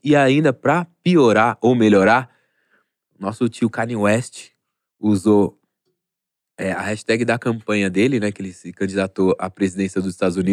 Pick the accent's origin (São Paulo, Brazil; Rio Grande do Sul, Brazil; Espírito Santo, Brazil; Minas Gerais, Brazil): São Paulo, Brazil; eu sou da Vila Maria